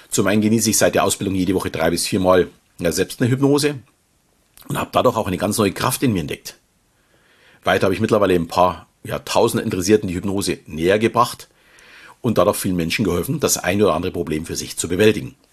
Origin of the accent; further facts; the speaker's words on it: Munich, Bavaria, Germany; Wie man vielleicht schon hört, komme ich aus dem Süden Deutschlands und fühle mich, auch wenn ich mittlerweile mit meiner Familie etwas außerhalb wohne, noch immer als echter Münchner. Schließlich bin ich geboren und aufgewachsen in der bayerischen Landeshauptstadt.